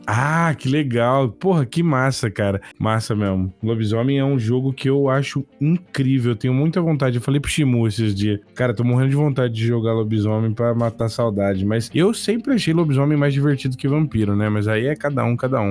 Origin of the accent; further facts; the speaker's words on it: Bebedouro, São Paulo, Brazil; eu sou do interior de São Paulo. É uma cidade chamada Bebedouro